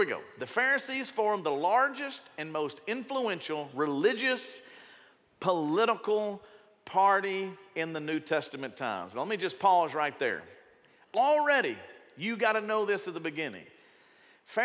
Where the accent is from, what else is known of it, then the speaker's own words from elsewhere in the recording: the South, United States; if you grew up in the South, and you grew up in a Baptist church or maybe in another denomination, I was from the Baptist, I'm only speaking from where I grew up